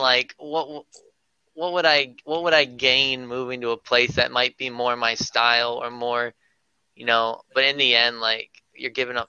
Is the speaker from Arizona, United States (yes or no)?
no; Virginia, United States; I was born in Virginia. born and raised in the good old Berg.